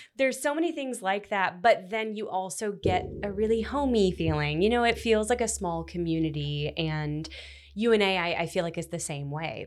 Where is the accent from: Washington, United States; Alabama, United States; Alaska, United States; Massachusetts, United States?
Alabama, United States; Florence; also born or lived in Memphis, Tennessee; I was born in Memphis, but I lived in Florence from the time I was, like, eleven. So, I typically say I'm from Florence.